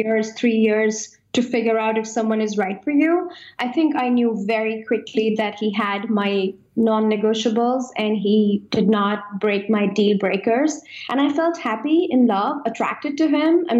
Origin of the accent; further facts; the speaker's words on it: India; moved away; I come from India and I am traditional at heart